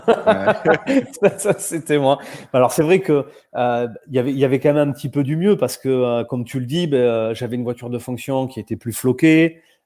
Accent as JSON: {"language": "French", "region": "south-west France", "country": "France", "accent": "petit accent du Sud-Ouest", "said": "j'ai un petit accent du Sud-Ouest"}